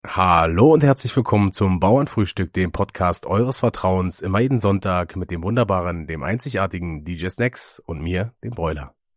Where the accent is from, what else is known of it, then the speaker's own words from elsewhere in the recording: Müncheberg, Brandenburg, Germany; moved away; in meiner äh, alten Heimat, also in Münchenberg beziehungsweise Eckersdorf